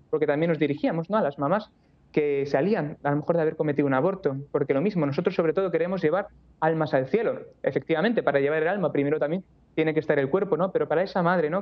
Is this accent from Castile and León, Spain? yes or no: no; Barcelona, Catalonia, Spain; moved away as an adult; also born or lived in Toledo; yo soy de Barcelona, me mudé luego a Toledo para ingresar en el seminario de Toledo